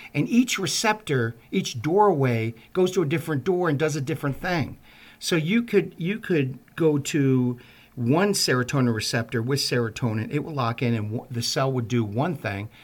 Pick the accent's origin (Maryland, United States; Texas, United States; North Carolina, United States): Maryland, United States; Baltimore; I'm from Baltimore